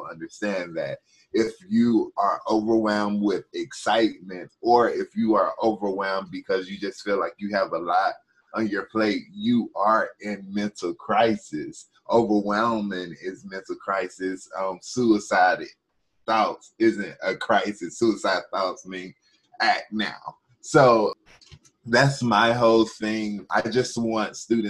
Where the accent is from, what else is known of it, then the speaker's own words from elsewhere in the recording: North Carolina, United States; I come from North Carolina.